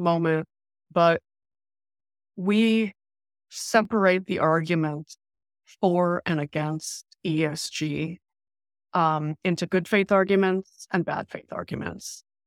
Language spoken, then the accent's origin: English; New York City, New York, United States; we grew up in Queens and Flushing, New York, in labor union housing